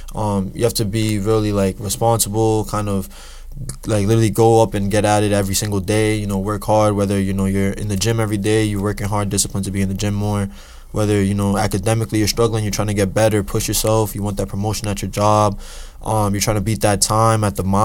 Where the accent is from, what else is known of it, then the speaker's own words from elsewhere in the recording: Boston, Massachusetts, United States; also born or lived in New Jersey; I moved to Boston when I was younger